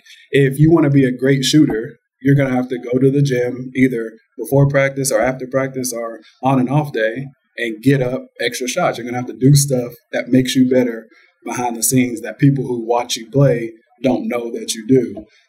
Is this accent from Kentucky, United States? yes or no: yes; Georgetown, Kentucky, United States; I'm from Kentucky. I'm from Georgetown, Kentucky, to be exact, which is really close to Lexington